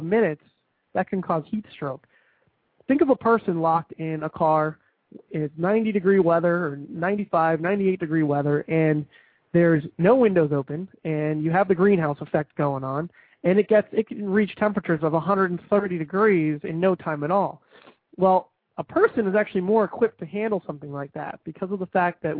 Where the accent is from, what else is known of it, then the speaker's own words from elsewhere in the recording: New Jersey, United States; now in southern United States; I grew up in New Jersey